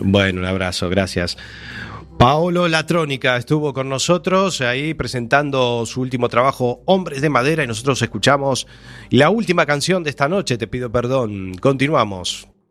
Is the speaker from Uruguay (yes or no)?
yes; Montevideo, Uruguay; now in A Coruña, Spain; Yo nací, yo viví 19 años de mi vida en La Unión, en la calle Irlanda y Mateo Cabral